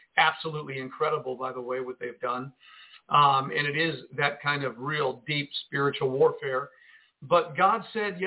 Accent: Jersey City, New Jersey, United States; I come from Jersey City

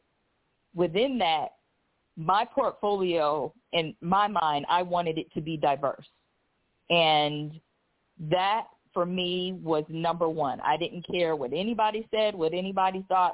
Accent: Michigan, United States; also born or lived in South Carolina; now in Arizona, United States; I'm actually originally from Michigan, but when I started in the beauty industry, I was living in South Carolina. I relocated from South Carolina to Arizona in 2012

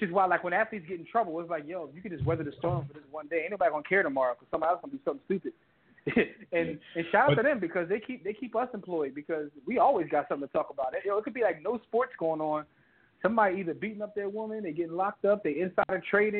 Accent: Philadelphia, Pennsylvania, United States; I've been born and raised in Philadelphia, been here forever

